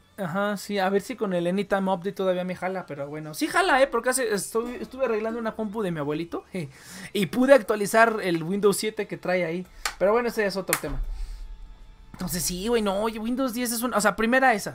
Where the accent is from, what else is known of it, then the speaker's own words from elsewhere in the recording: Mexico; also born or lived in Mexico City; yo todavía soy como el, mexicano arraigado